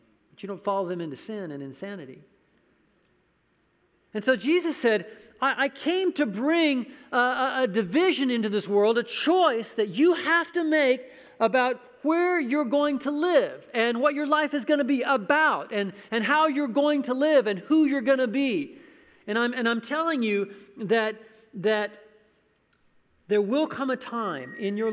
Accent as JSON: {"language": "English", "country": "United States", "said": "I'm an American"}